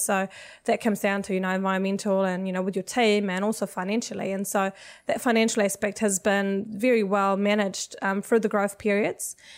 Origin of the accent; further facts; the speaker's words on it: Sweden; moved away as an adult; also born or lived in United States; now in New Zealand; I'm actually originally from Sweden